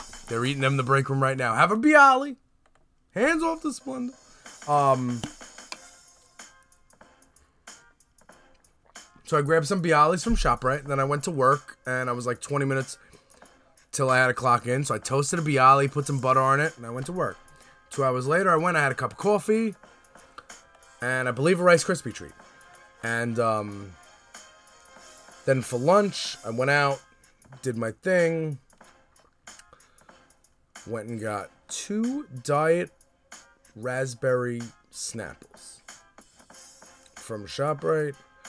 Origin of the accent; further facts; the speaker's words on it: New York City, New York, United States; When I used to live in Brooklyn when I was a kid